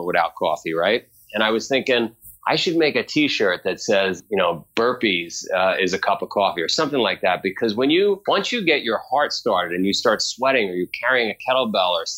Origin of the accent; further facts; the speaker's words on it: New York City, New York, United States; moved away; also born or lived in Vermont; I grew up in Queens. I grew up in a neighborhood called Howard Beach